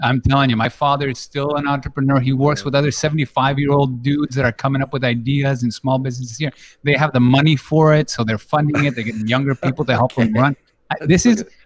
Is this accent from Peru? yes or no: yes; Peru; moved away; I was born and raised in Peru